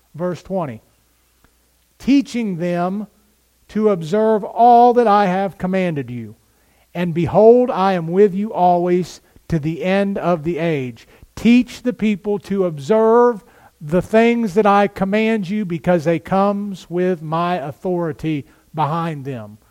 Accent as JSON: {"language": "English", "country": "United States", "said": "We as American Christians"}